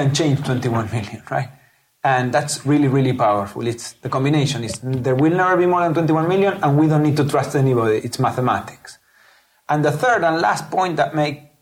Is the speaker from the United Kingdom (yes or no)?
no; Patagonia, Argentina; moved away as an adult; now in Silicon Valley, United States; I'm originally from Patagonia, a southern part of Argentina.